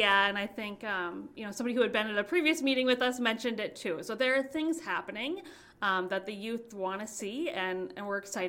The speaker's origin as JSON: {"language": "English", "town": "St. Cloud", "region": "Minnesota", "country": "United States", "lives_now": "Red Wing, United States", "said": "I'm originally from St. Cloud."}